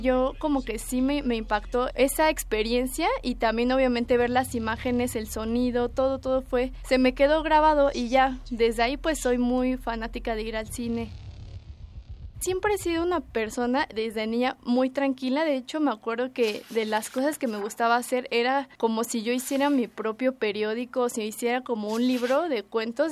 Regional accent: Mexico City, Mexico; Nací aquí en el DF

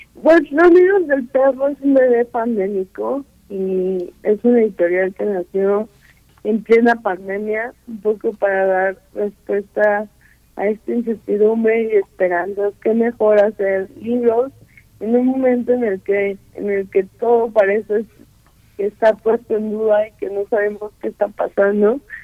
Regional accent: Guerrero, Mexico; yo soy de Guerrero

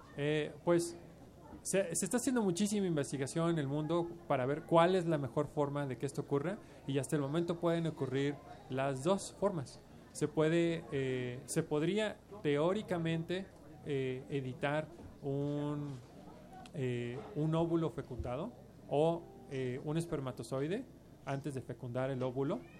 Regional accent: Mexico; somos los mexicanos

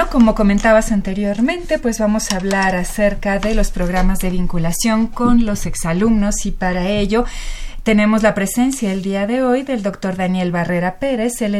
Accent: France; Spanish is a second language; now in Mexico; eh, soy francesa y vine a México para realizar mi voluntariado.

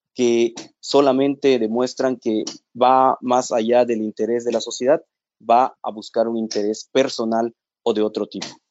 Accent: Mexico; como mexicanos

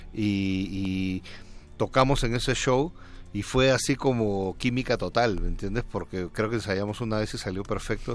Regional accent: Peru; moved away as an adult; now in Mexico; Soy peruano, aunque llevo bastante tiempo viviendo acá, llevo 13 años

